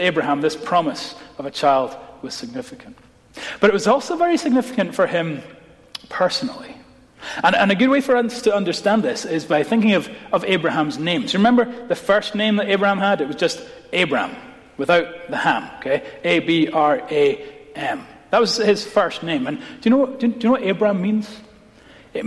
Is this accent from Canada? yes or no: no; Scotland, United Kingdom; as a Scot